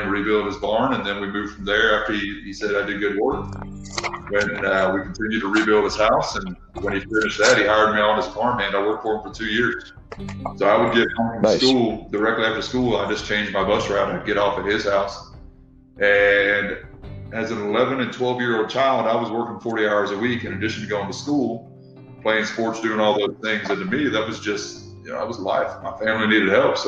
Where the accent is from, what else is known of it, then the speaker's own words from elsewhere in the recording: Arkansas, United States; moved away; you might be able to tell I sound a little funny. I actually grew up down south. I grew up in Arkansas.